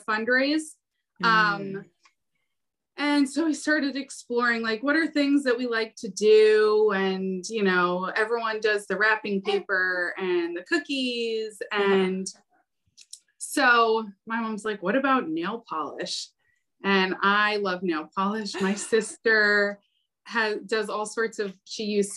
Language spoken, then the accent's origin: English; Long Island, New York, United States; also born or lived in Carle Place / Melville / Mineola; We're from Long Island